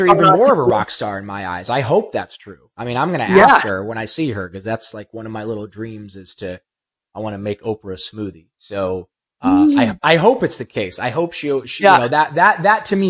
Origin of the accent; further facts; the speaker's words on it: Ohio, United States; also born or lived in Los Angeles; now in Malibu, United States; I'm from Ohio